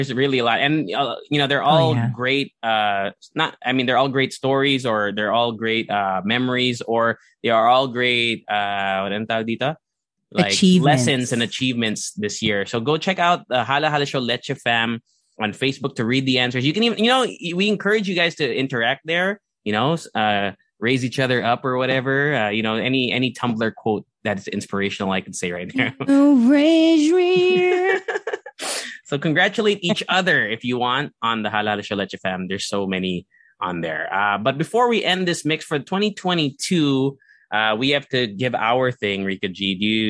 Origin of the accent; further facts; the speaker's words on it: Alaska, United States; moved away; also born or lived in San Diego; I was born in Alaska